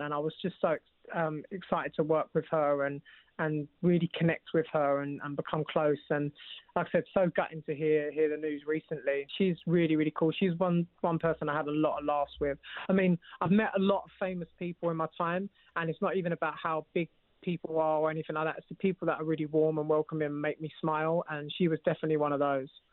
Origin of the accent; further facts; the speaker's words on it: London, United Kingdom; I'm actually from East London